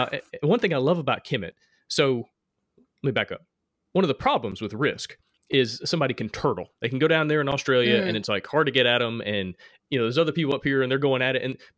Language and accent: English; Alabama, United States; accent: Alabama; My Alabama accent